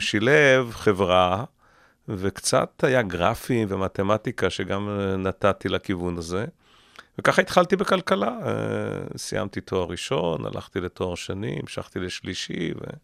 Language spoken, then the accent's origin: Hebrew; Israel; אני גדלתי בקיבוץ לא רחוק מכאן